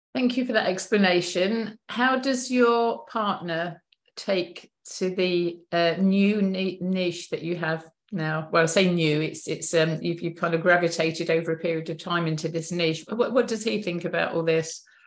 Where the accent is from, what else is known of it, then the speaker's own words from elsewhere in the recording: Chesterfield, East Midlands, United Kingdom; I was born in Chesterfield, which is kind of middle middle upper um, area